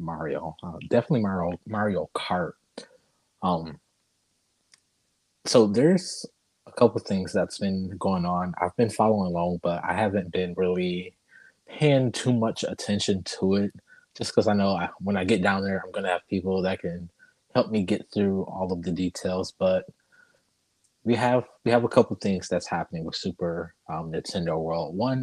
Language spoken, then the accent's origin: English; Michigan, United States; moved away; I'm from Michigan